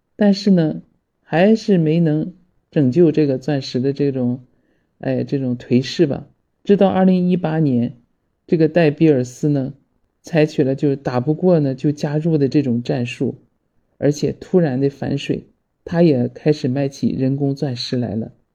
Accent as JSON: {"language": "Chinese", "country": "China", "said": "我们中国人"}